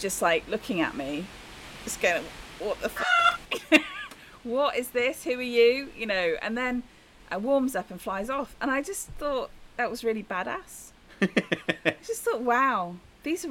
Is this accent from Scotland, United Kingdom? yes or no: no; Birmingham, West Midlands, United Kingdom; I grew up in Birmingham, okay. In Sutton Coldfield in Birmingham.